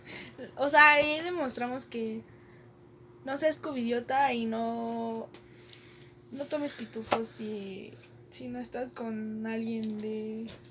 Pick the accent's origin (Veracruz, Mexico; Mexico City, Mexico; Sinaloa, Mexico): Mexico City, Mexico; somos de Ciudad de México.